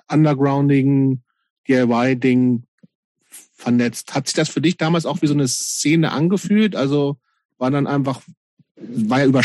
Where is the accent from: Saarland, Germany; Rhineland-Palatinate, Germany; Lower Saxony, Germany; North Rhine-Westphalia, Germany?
Lower Saxony, Germany; in der Kleinstadt in Niedersachsen, wo ich groß geworden bin.